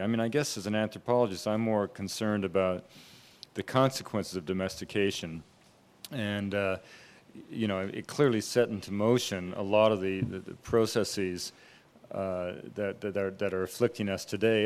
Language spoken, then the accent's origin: English; British Columbia, Canada; I grew up in British Columbia